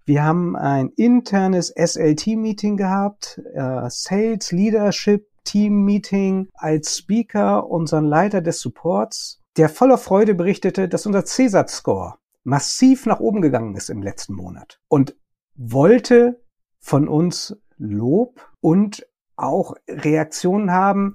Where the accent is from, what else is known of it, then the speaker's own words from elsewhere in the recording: Germany; bei uns in Deutschland